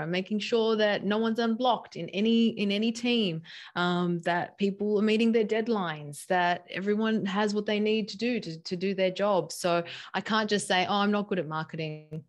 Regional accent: Sydney, New South Wales, Australia; also born or lived in San Diego; we came to, back to my hometown, Sydney

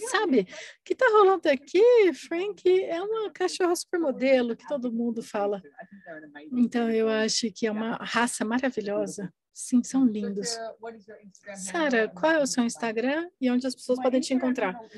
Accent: Australia; Portuguese is a second language; Sim, eu sou australiana, não se esqueça da U.

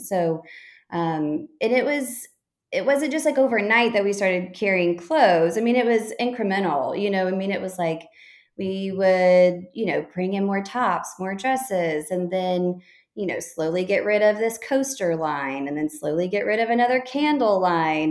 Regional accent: Texas, United States; moved away as an adult; also born or lived in Chicago; now in Fort Worth, United States; I'm from Texas originally

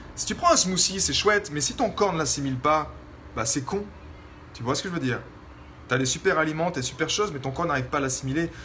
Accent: France; vu que j'ai grandi en France, dans la culture française

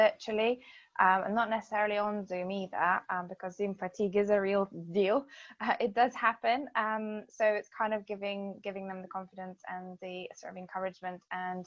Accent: Lithuania; moved away as an adult; now in United Kingdom; I'm originally from Lithuania, and I've lived in the UK for over 20 years now.

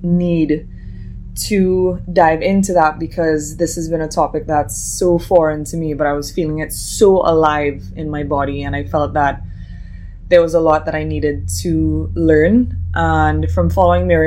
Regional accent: Trinidad & Tobago; I'm from Trinidad and Tobago.

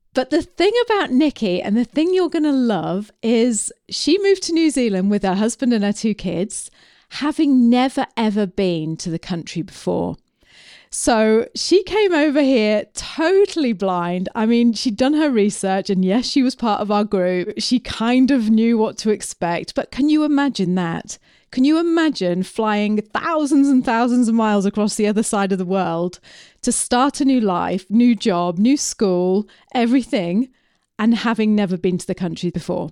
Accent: Preston, North West England, United Kingdom; moved away; I'm from Preston. You know, I was born in Preston in Lancashire

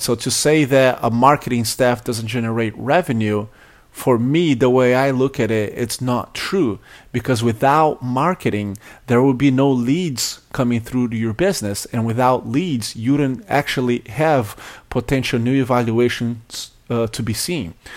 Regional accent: Brazil; now in United States; I grew up in Brazil

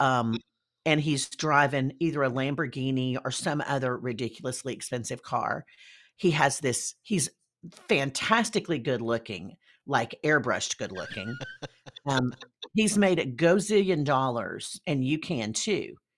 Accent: Deep South, United States; I am from the Deep South.

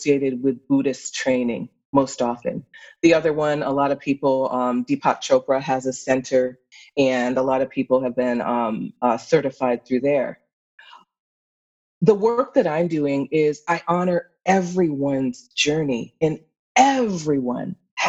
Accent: Pittsfield, Massachusetts, United States; I grew up in Pittsfield, Massachusetts

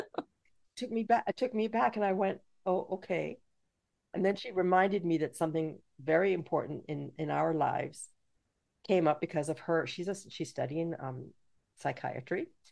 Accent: Canada; also born or lived in Jamaica; I'm from Jamaica, but I was raised in Canada

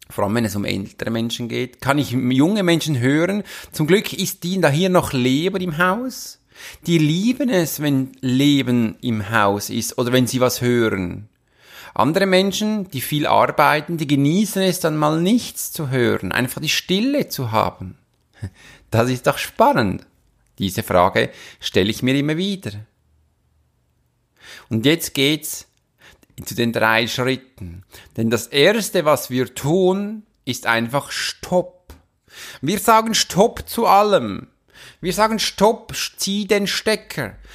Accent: Switzerland; Das war für mich als Schweizer, ehrlich gesagt, ein bisschen Seltenheit

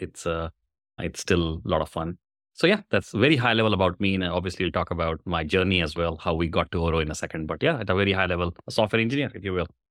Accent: India; moved away as an adult; now in Bay Area, United States; I was born in India, long time back, I say, I suspect. I'm a software engineer, did my engineering in software, moved to U S in ninety-seven

